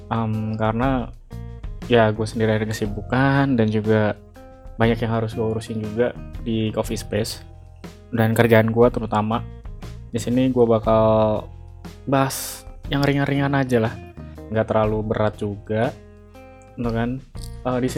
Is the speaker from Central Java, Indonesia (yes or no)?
no; East Java, Indonesia; born there; now in Jabodetabek, Indonesia; gue lahir di Jawa Timur dan sekarang gue domisilinya di Jabodetabek kerja di salah satu startup di Jakarta